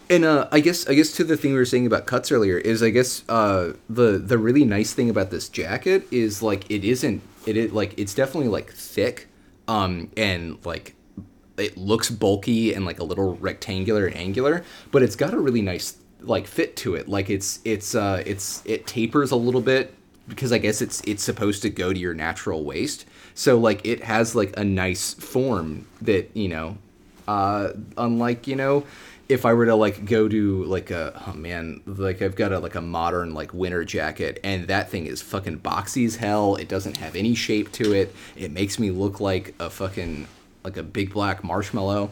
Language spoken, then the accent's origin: English; United States; I'm, I'm American